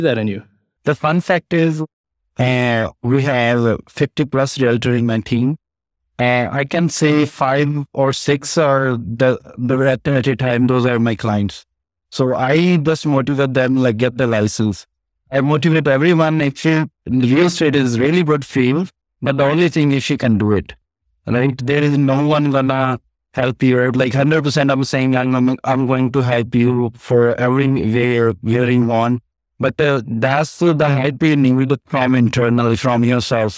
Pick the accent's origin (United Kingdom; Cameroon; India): India; now in Edmonton, Canada; I came from India, my family, my mother and brother died when I was in India